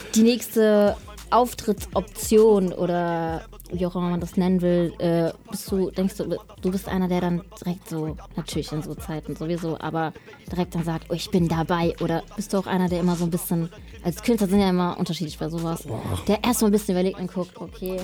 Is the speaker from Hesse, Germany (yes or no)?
yes; Kelkheim, Hesse, Germany; ich bin im Taunus aufgewachsen, in Kelkheim